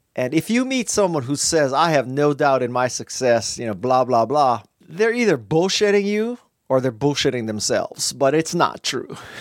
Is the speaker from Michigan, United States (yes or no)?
no; Honolulu, Hawaii, United States; moved away as an adult; also born or lived in Bay Area, California / Los Angeles, California; I grew up in Honolulu, Hawaii, and I left Hawaii to go to school in the Bay Area